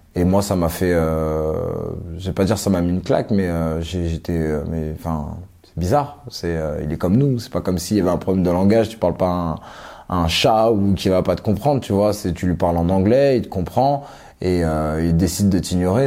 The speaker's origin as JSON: {"language": "French", "town": "Élancourt", "region": "Île-de-France", "country": "France", "tie": "born or raised there", "also_born_or_lived": "Suresnes, France / Johannesburg, South Africa / Cape Town, South Africa", "said": "Je suis né à Suresnes dans le 92. après, on est parti dans les Yvelines à Elancourt"}